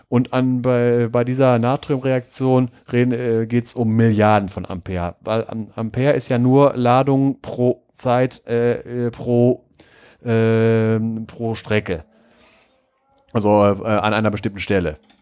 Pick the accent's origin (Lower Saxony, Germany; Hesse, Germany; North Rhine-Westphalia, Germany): North Rhine-Westphalia, Germany; da, wo ich herkomme, vom Niederrhein, da gibt es das Salzbergwerk Bord